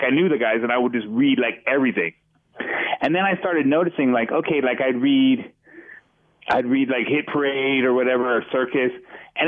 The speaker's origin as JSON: {"language": "English", "area": "Orange County", "region": "California", "country": "United States", "tie": "born or raised there", "moved": "yes", "lives_now": "Las Vegas, United States", "said": "I was born in Orange County. California"}